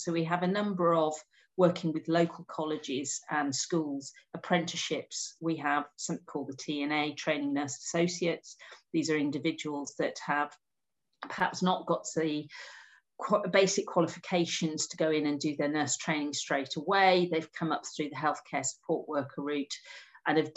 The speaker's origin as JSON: {"language": "English", "town": "Wolverhampton", "region": "West Midlands", "country": "United Kingdom", "said": "I'm a woman from Wolverhampton"}